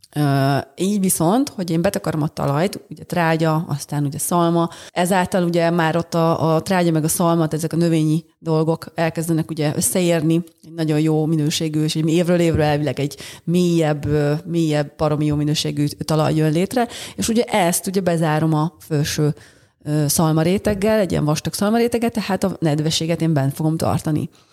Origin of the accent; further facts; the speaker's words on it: Budapest, Hungary; született budapestiként